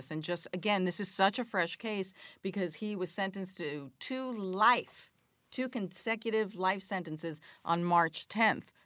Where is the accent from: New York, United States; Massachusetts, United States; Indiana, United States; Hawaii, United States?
New York, United States; Queens; um, hey, it's home. I grew up in Queens.